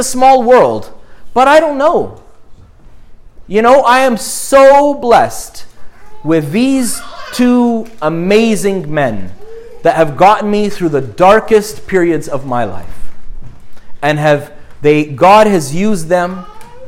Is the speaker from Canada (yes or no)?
yes; Montreal, Quebec, Canada; I grew up in Montreal